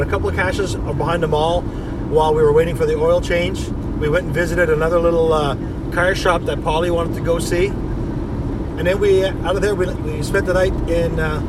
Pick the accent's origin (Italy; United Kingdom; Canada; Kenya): Canada; And we come from Canada